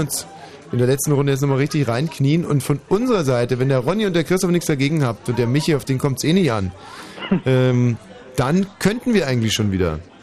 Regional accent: Germany; ich bin hier in Deutschland aufgewachsen, bin stolz darauf

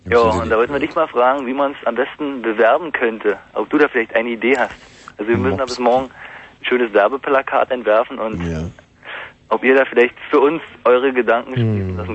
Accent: Brandenburg, Germany; Ja, wir kommen aus Brandenburg.

